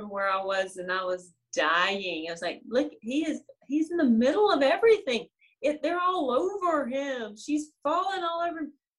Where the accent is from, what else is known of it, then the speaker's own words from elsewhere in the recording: the South, United States; Because I'm a girl from the South